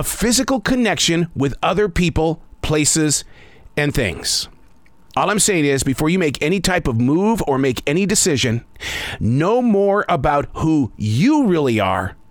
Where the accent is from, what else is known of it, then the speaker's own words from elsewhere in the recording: Montana, United States; I grew up in the state of Montana fearing the sound of thunder